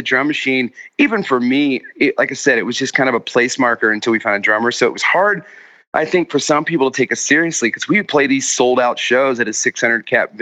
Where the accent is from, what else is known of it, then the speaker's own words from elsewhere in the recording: Anderson, Indiana, United States; I was from Anderson